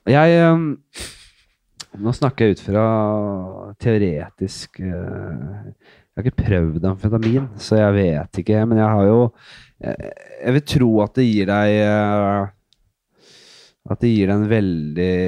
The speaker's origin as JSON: {"language": "Norwegian", "region": "Oslo", "country": "Norway", "said": "Bekkelaget. Nordsand. Ja. I Oslo."}